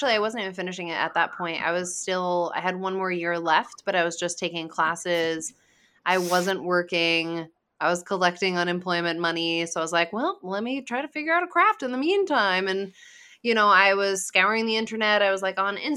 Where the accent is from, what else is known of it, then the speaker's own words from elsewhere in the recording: Rhode Island, United States; I'm from Rhode Island